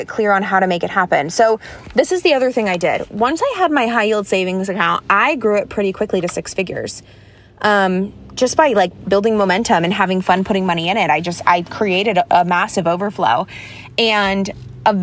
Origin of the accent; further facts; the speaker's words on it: Florida, United States; moved away; also born or lived in Connecticut; I grew up in Florida.